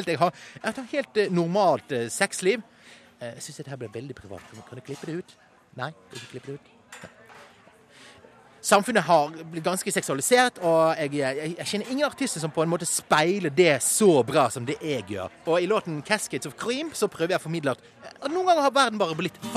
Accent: Bergen, Vestland, Norway; Jeg er 24 år, jeg er fra Bergen og er halvt norsk og halvt eh, marokkansk.

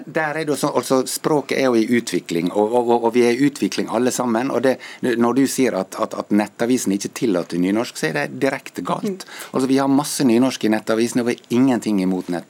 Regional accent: Ålesund, Møre og Romsdal, Norway; accent: Ålesund dialect; min dialekt, f.eks. Fra Ålesund

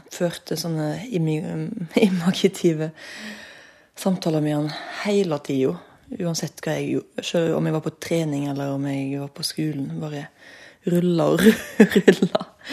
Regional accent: Ølen, Vestland, Norway; Ølen, der jeg kommer fra.

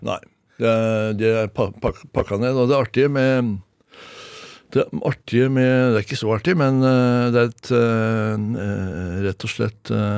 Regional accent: Oslo, Norway; also born or lived in Moss, Norway; når jeg var fem, seks, fem år gammel, så flytter jeg til eh, Oslo, dvs. Si, eh, Oslos første eh, drabantby, Lambertseter

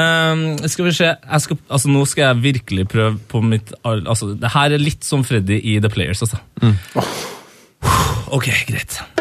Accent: Trøndelag, Norway; både som trønder, nordmann

